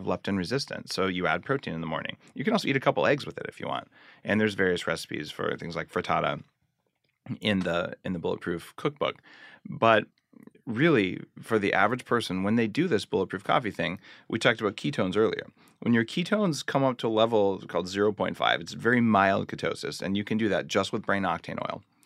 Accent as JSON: {"language": "English", "region": "New Mexico", "country": "United States", "tie": "born or raised there", "said": "I grew up in New Mexico"}